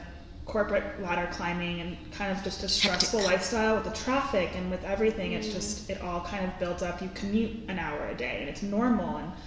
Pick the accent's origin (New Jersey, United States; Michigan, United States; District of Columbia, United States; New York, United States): District of Columbia, United States; Washington; moved away as an adult; now in Tucson, United States; I'm from the East Coast. I'm from DC. So I came out here for school and I've been here for about 8 years